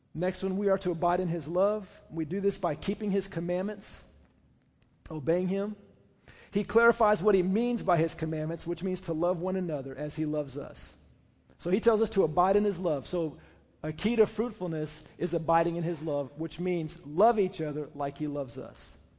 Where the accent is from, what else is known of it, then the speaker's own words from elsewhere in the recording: Oklahoma, United States; I say, "Oklahoma."